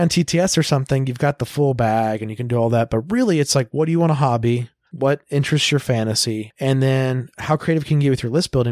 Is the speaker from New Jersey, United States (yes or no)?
no; Tulsa, Oklahoma, United States; I grew up in Tulsa.